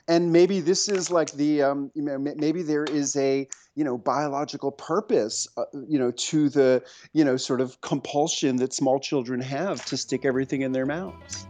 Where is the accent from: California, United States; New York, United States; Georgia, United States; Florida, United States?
New York, United States; New York City; moved away as an adult; also born or lived in rural Tennessee; now in Tennessee, United States; I grew up on the Upper West Side, about two blocks from Zabar's